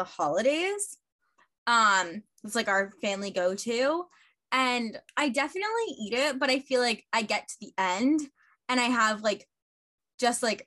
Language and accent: English; Plainview, New York, United States; I'm actually from Plainview.